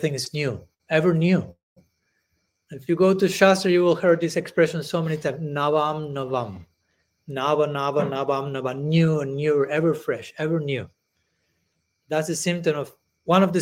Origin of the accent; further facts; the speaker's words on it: Argentina; moved away; I was born in Argentina